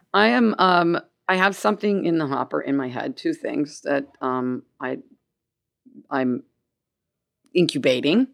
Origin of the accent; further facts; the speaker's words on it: Gainesville, United States; moved away as an adult; now in Canada; I'm from Gainesville